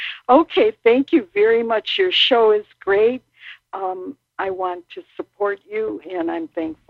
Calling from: Illinois, United States; I'm calling from Illinois.

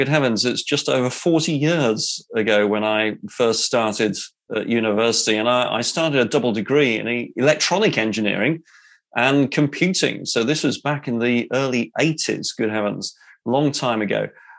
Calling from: England, United Kingdom; Well, as you can tell from the accent there, yes, I'm in the UK. I'm in England. I'm west of London and west of Oxford.

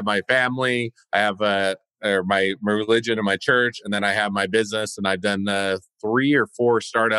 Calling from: Utah, United States; So yeah, so I'm in the US in Utah, just north of Salt Lake City.

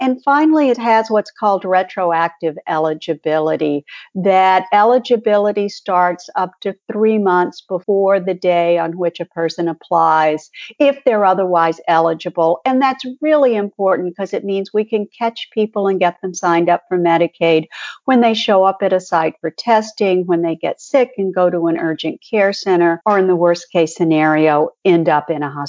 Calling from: Missouri, United States; I think I'll start off on that one since I'm speaking from Missouri, a state that hasn't expanded.

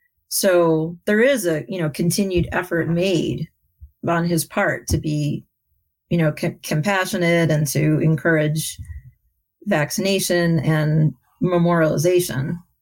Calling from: Louisville, Kentucky, United States; I am calling from Louisville, Kentucky

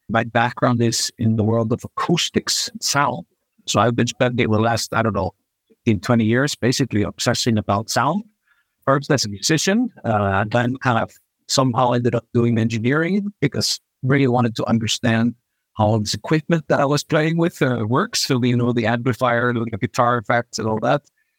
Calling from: Reykjavik, Capital Region, Iceland; I'm coming from Reykjavik, Iceland, out of all the places on Earth.

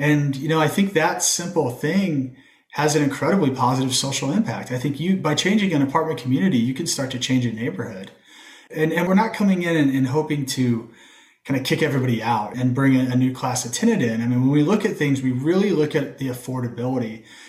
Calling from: Indianapolis, Indiana, United States; I'm calling in from Indianapolis, so right here in the heart of the Midwest.

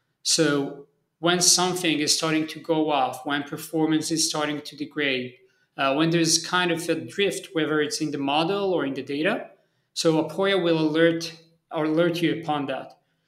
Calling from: Tel Aviv, Tel Aviv District, Israel; So I'm usually traveling, but I'm based in Tel Aviv, Israel. So I'm currently joining from Tel Aviv.

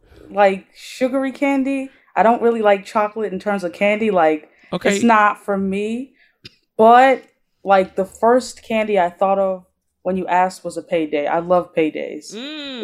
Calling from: Bronx, New York, United States; I am in the Bronx, New York.

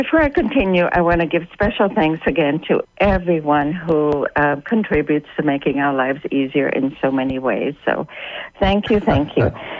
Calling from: South Carolina, United States; I am calling from the Palmetto State.

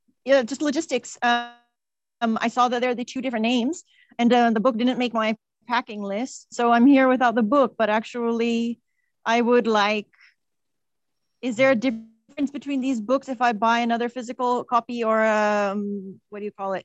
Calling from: Madeira, Portugal

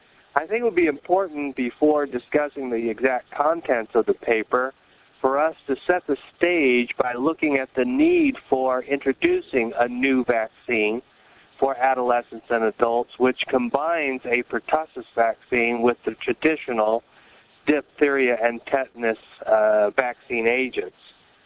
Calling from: Rochester, New York, United States; So I'm calling from Rochester, New York.

